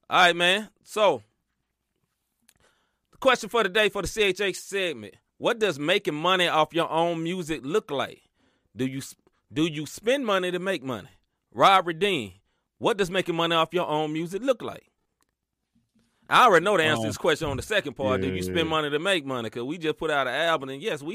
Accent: the South, United States; I grew up in the South

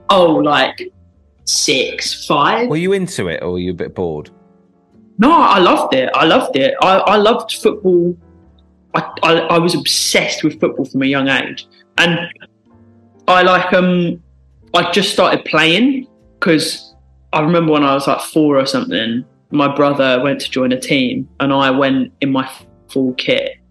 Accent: South East England, United Kingdom; Um, well, because I grew up in Kent, the first game I went to was a Gillingham game.

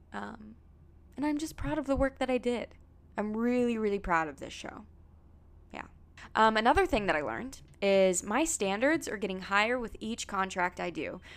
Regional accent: Pacific Northwest, Washington, United States; also born or lived in Virginia; now in New York, United States; I grew up in the Pacific Northwest by water

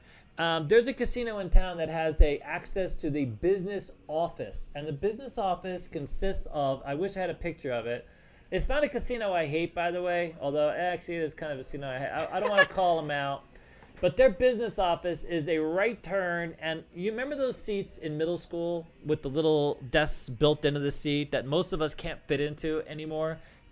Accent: Colorado, United States; Because absolutely, coming to town, I'm from Colorado, and when I get to Vegas

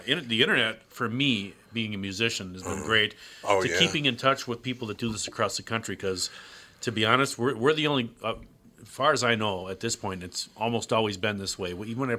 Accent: United States; I'm American first. I wasn't born there.

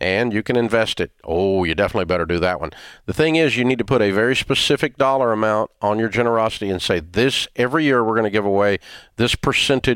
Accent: Antioch, Tennessee, United States; I'm a kid from Antioch, Tennessee

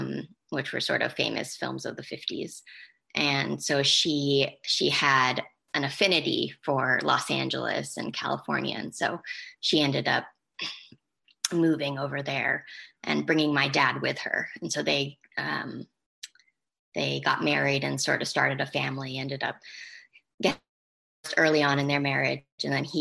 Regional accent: England, United Kingdom; also born or lived in United States; So I grew up partly in England and partly in America. I went to three different high schools, and one of them was my sophomore year I spent in England, but it was considered their final year of high school.

